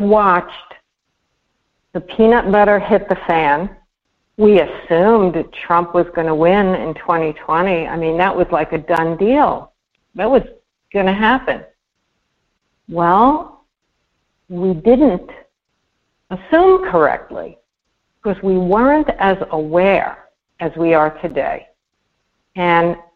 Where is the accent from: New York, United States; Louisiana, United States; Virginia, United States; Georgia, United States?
New York, United States; New York City; growing up in Brooklyn